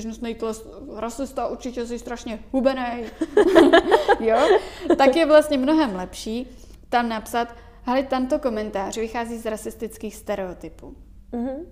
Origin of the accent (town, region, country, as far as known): Czechia